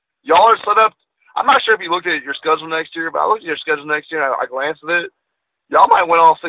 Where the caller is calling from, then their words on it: Houston, Texas, United States; with Houston, buddy.